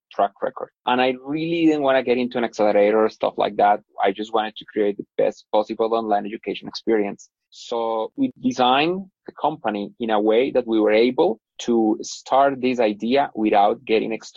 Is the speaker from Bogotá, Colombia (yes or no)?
yes; Bogota, Colombia; I'm originally from Bogota in Colombia, where I am right now